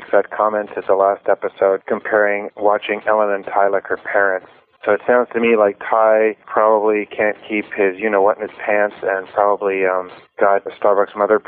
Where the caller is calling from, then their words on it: Salt Spring Island, British Columbia, Canada; I'm calling up from Salt Spring Island in British Columbia.